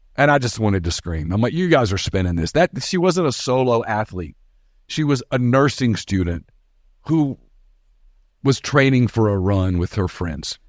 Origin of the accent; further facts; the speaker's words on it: United States; also born or lived in Oxford, Mississippi; those of us who were born American.